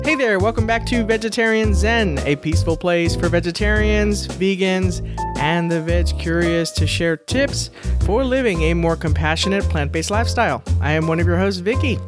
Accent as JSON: {"language": "English", "region": "Texas", "country": "United States", "tie": "born or raised there", "said": "being from Texas, born and raised in Texas"}